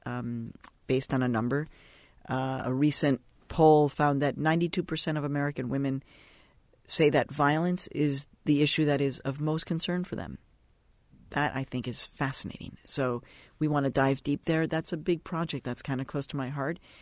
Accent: Mexico; now in United States; I was born in Mexico

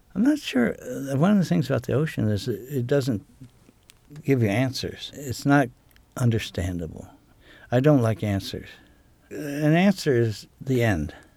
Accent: United States; now in Maine, United States; I was raised on Chesapeake Bay

